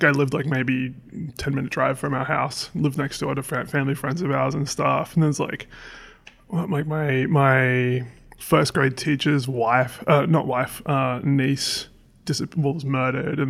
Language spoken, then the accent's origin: English; Seaford, Victoria, Australia; moved away as an adult; also born or lived in Inglewood, California; now in United States; Melbourne. So, well, I grew up about 45 minutes from the city in this little suburb called Seaford